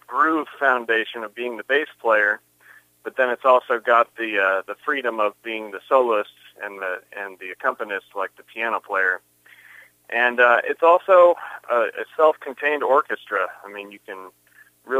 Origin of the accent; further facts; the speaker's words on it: Kansas City, Kansas, United States; I was born right here in Kansas City, in Shawnee Mission Medical Center